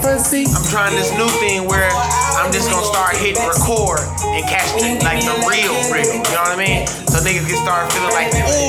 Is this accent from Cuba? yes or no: no; Milwaukee, Wisconsin, United States; I can't believe that I even was born and raised in Milwaukee, Wisconsin.